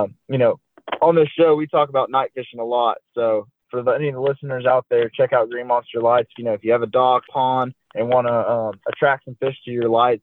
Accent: Lake Martin, Alabama, United States; growing up on Lake Martin

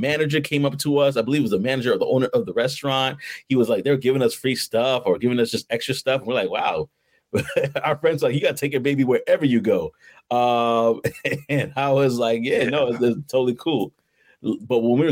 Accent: New York, United States; Growing up in New York

